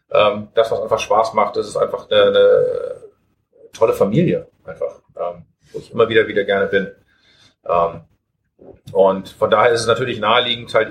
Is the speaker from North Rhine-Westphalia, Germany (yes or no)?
no; Hamburg, Germany; als äh, Hamburger Jung und Brauer